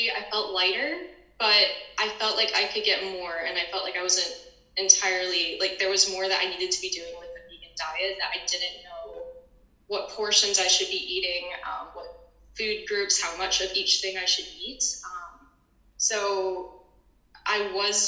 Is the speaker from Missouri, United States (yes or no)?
yes; St. Louis, Missouri, United States; I am from St. Louis, Missouri